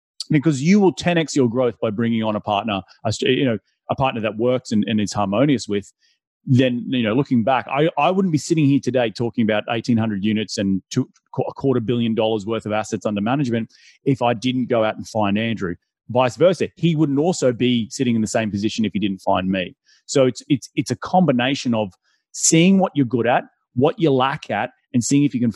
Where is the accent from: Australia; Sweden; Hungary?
Australia; moved away; I'm from Australia originally